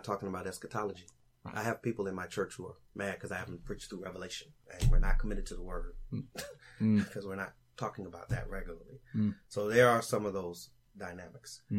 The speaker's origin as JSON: {"language": "English", "town": "Los Angeles", "region": "California", "country": "United States", "said": "I'm from Los Angeles"}